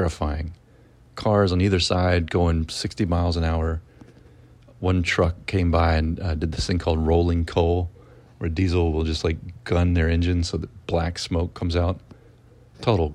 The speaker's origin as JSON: {"language": "English", "region": "Mississippi", "country": "United States", "said": "I'm from Mississippi"}